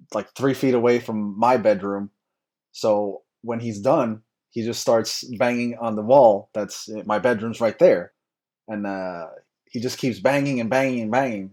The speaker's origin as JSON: {"language": "English", "country": "United States", "said": "I'm American"}